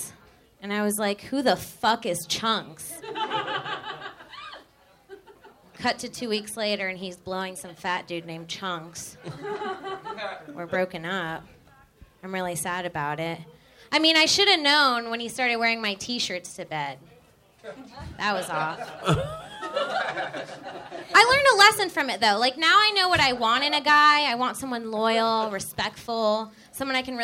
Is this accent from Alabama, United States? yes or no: no; Melbourne, Florida, United States; moved away as an adult; also born or lived in Sebastian, Florida / Gainesville, Florida; I grew up in Melbourne, Cocoa Beach area, but I went to school in Gainesville.